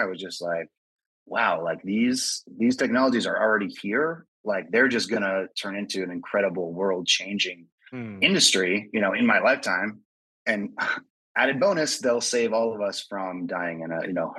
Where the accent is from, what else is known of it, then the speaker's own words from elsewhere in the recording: Northern California, United States; I grew up in Northern California